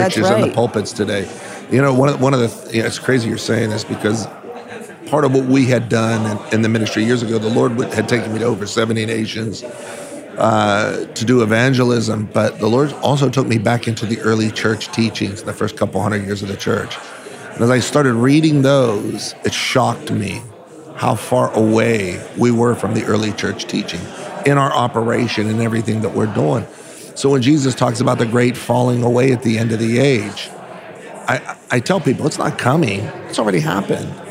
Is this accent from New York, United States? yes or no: no; Southern California, United States; I was from Southern California, still am actually, we still have churches there